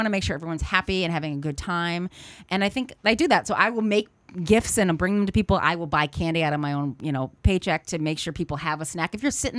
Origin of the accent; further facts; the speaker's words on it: Connecticut, Massachusetts, New England, United States; moved away as an adult; also born or lived in New York; now in California, United States; I'm from Connecticut, Massachusetts, a New England person